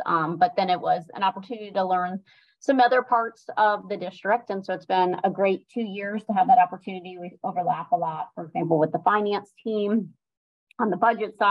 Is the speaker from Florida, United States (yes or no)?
yes; Sarasota, Florida, United States; I grew up in Sarasota. I was born here. So I'm a native to Sarasota County